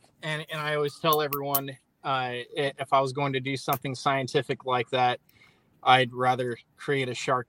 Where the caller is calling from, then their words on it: Corpus Christi, Texas, United States; Corpus Christi, Texas.